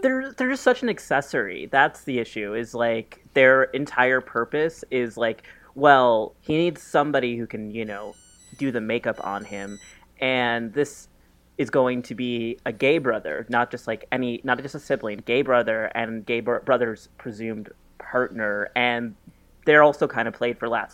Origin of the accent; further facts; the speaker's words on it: New York, United States; me as a New Yorker who's moving soon